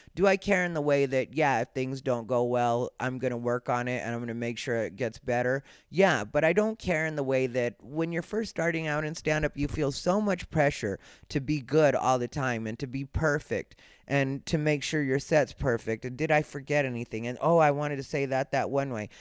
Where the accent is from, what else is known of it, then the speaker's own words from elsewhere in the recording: Arizona, United States; I'm Mexican, I'm from Arizona, I've been that my entire life